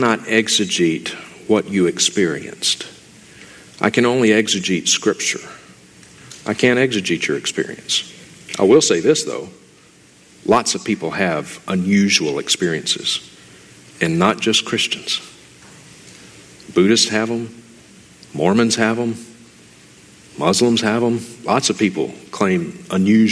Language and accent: English; Mississippi, United States; moved away as an adult; now in Montana, United States; I am originally from Mississippi.